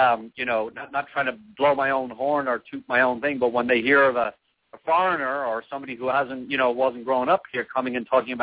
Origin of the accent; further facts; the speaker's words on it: Ireland; now in United States; We growing up in Ireland